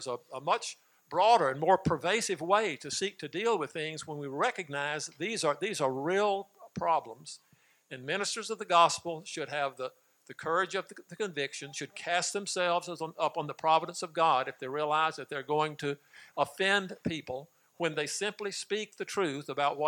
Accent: Mississippi, United States; moved away as an adult; also born or lived in Texas; growing up in Mississippi, 1946 to 1968, when we moved to Texas

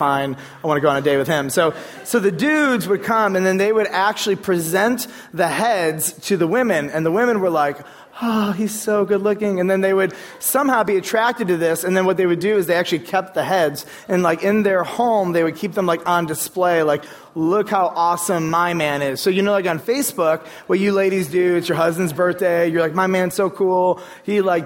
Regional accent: United States; growing up in American culture

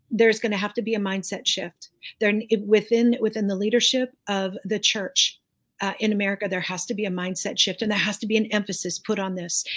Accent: United States; I'm an American. and I'm a citizen of the United States. I love my country

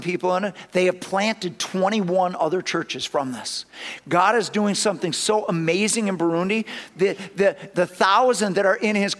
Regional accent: Madison, Wisconsin, United States; I'm from Madison

